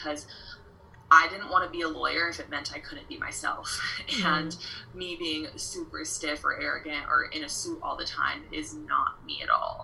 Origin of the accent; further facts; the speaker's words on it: Iowa, United States; moved away as an adult; now in Arizona, United States; I am originally from Iowa, but I moved out to Arizona.